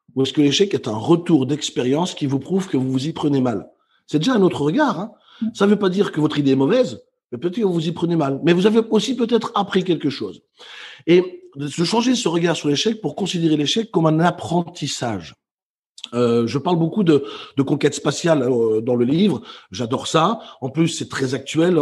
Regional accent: Brussels, Brussels-Capital Region, Belgium; moved away as an adult; also born or lived in Netherlands; now in Basque Country, France; je suis né à Bruxelles, j'ai quitté ma ville natale à 19 ans pour aller euh, travailler et vivre aux Pays-Bas

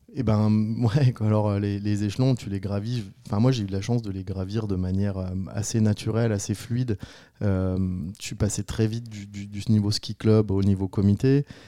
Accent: Saint-Martin-de-Belleville, Auvergne-Rhône-Alpes, France; moved away as an adult; now in Grésy-sur-Aix, France; je suis savoyard, originaire de Saint-Martin-de-Belleville

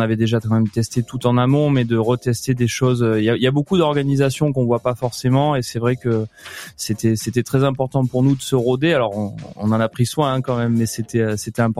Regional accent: Mediterranean basin, France; also born or lived in Nice; Je suis quand même euh, le bassin méditerranéen, c'est ma région d'origine. J'ai passé mes études à Nice au lycée hôtelier.

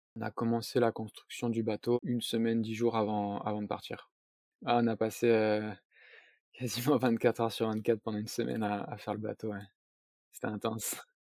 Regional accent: south-east France, France; j'ai vingt-huit ans, je suis originaire du sud-est de la France.

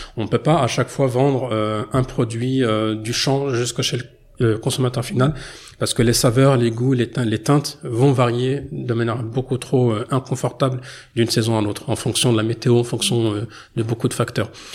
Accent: France; même si je suis né en France et que j'ai grandi en France

